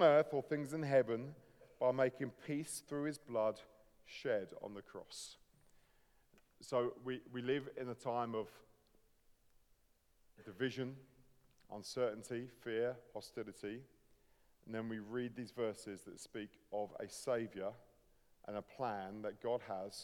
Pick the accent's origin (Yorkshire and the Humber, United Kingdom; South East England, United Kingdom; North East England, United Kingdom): South East England, United Kingdom; Sussex; I'm a Sussex boy, born and bred. Grew up in the UK